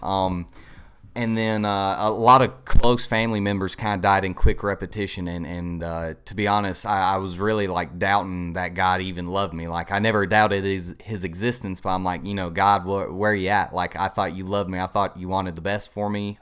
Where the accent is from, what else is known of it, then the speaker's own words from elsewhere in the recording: Inman, South Carolina, United States; I am originally from Inman, South Carolina, just right down the road. Uh, grew up there all my life